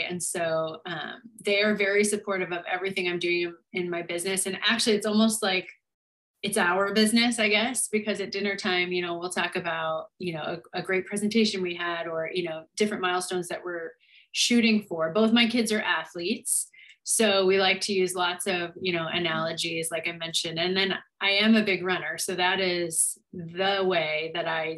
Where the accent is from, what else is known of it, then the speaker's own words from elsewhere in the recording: Montana, United States; moved away; growing up in this small town in Montana, my town had about 6,000 people